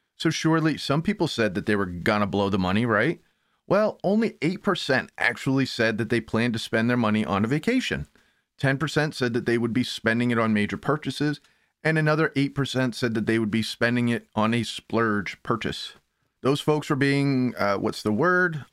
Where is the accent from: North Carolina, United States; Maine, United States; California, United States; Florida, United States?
Maine, United States; now in Connecticut, United States; Maine folks, also where I'm from, born and raised